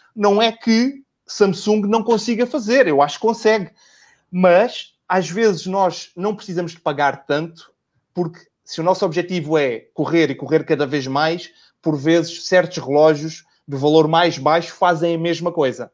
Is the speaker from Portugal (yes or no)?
yes; Portugal; also born or lived in Lisbon; sou de, sou de Portugal, eu moro em Lisboa e trabalho também em Lisboa